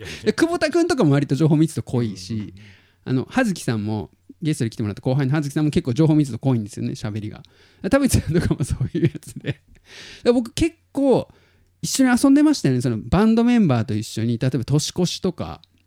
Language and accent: Japanese; Tottori, Japan; 鳥取生まれギターポップ育ち